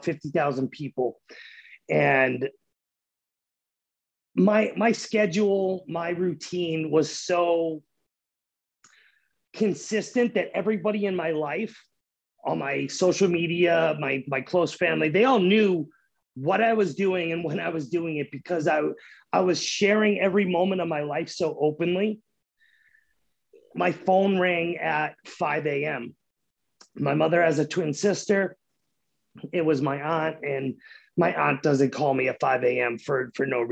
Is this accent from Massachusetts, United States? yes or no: yes; 30 minutes north of Boston, Massachusetts, United States; moved away as an adult; now in Oklahoma, United States; I grew up 30 minutes north of Boston my whole life